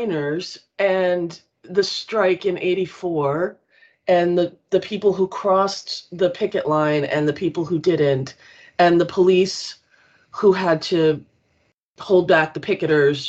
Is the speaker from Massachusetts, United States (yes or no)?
yes; Auburn, Massachusetts, United States; I grew up in Auburn